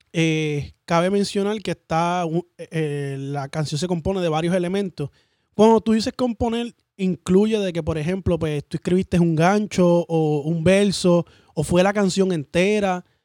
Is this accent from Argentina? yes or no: no; Orlando, Florida, United States; Yo soy de acá de Orlando